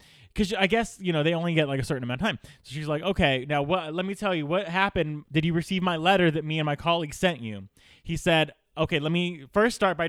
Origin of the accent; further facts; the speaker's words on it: California, United States; This is our state. Okay. Maxine Waters was repping me when I was born.